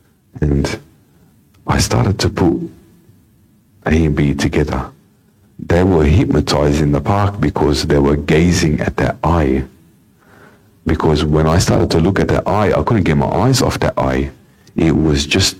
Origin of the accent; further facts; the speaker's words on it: Sydney, New South Wales, Australia; in my upbringing, I was born in the Lidcombe area. We had a house there.